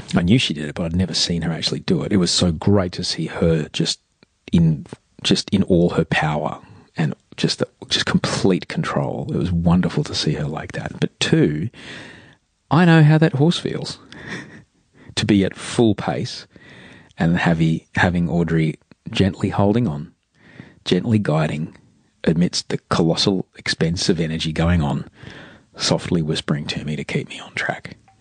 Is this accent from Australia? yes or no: yes; Australia; as an Australian